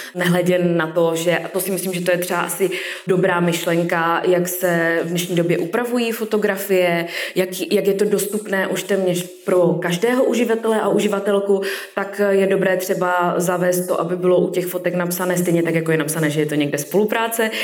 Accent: Karviná, Moravian-Silesian Region, Czechia; now in Ostrava, Czech Republic; z Karviné

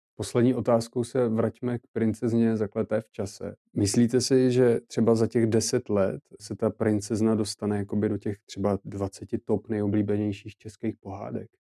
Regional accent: Czechia; jako Češi

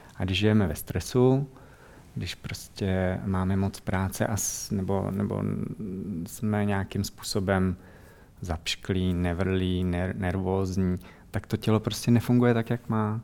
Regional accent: Czechia; moved away as an adult; also born or lived in Netherlands; jsme prostě z Čech

